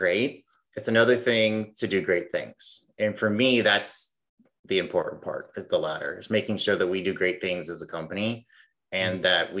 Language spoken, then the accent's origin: English; Illinois, United States; now in Phoenix, United States; I'm originally from Illinois. I live in Phoenix now